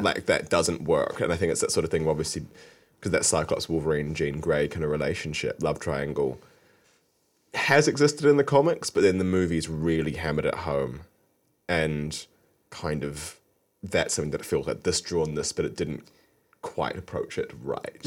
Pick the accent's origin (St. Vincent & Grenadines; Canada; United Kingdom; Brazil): United Kingdom; Wiltshire, South West England; we lived in Wiltshire, so we live quite close to Salisbury Plain